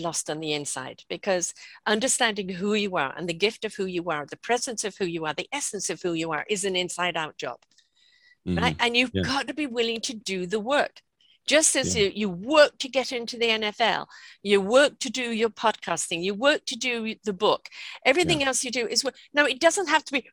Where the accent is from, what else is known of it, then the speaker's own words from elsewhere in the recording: United Kingdom; now in British Columbia, Canada; I'm British, but I live in British Columbia, Canada